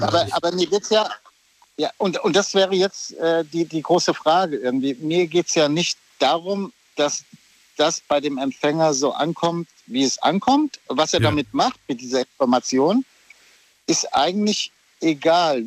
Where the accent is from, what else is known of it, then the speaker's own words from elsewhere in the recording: Oberursel, Hesse, Germany; ich bin aus Oberursel